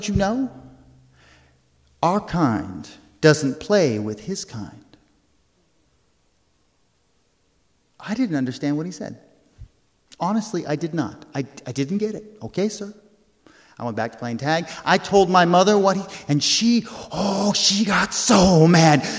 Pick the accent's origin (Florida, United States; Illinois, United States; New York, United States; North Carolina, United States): New York, United States; New York City; accent: New York City brogue; When I was growing up in New York City, I lived in an apartment building that was 13 stories tall